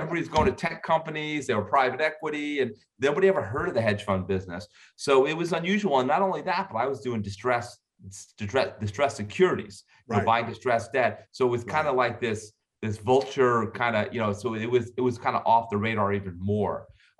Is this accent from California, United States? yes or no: no; Florida, United States; also born or lived in Bahamas; I had never seen snow. I grew up in Florida and the Bahamas, and I went up for 4 years of cold weather.